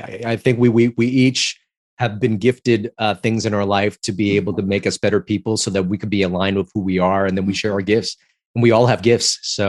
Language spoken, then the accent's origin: English; Los Angeles, California, United States; I grew up in Chinatown, LA, and I auditioned for the movie.